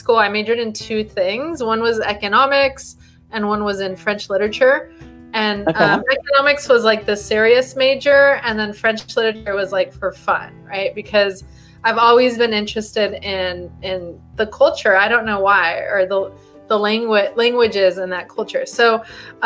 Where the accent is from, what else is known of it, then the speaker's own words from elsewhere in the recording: Mexico; now in United States; I'm Mexican, right? I was born in Mexico and I immigrated to the US.